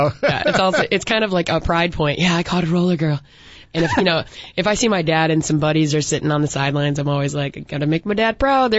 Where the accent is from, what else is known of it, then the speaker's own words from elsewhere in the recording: Chicago, Illinois, United States; And we're all here from Chicagoland or Chicago proper.